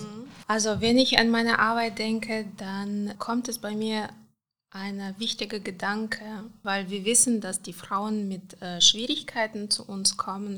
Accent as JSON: {"language": "German", "country": "Moldova", "tie": "born or raised there", "also_born_or_lived": "Cologne, Germany", "second_language": "German", "moved": "as an adult", "lives_now": "Aachen, Germany", "said": "Ich bin in Moldawien geboren, also äh, einfach 1980, das war noch ganz anderes Land, da war noch Sowjetunion"}